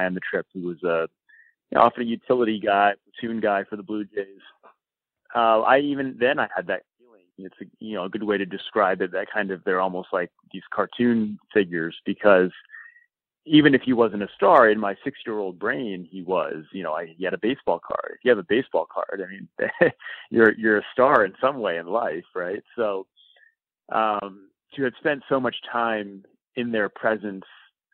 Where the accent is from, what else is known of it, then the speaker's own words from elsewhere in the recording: Rhode Island, United States; I grew up in Rhode Island as a Phillies fan.